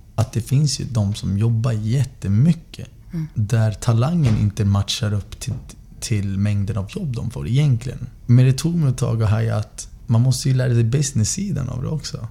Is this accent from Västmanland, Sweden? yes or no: yes; Västerås, Västmanland, Sweden; Jag är uppvuxen i Västerås sen sex år